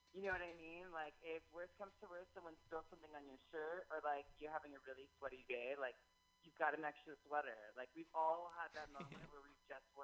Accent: San Francisco, California, United States; I'm from San Francisco.

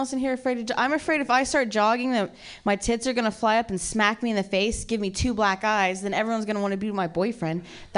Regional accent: Ohio, United States; I'm from Ohio originally.

